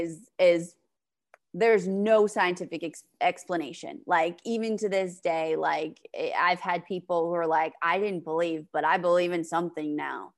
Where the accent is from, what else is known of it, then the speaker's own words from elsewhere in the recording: New Hampshire, United States; I'm from the East Coast in New Hampshire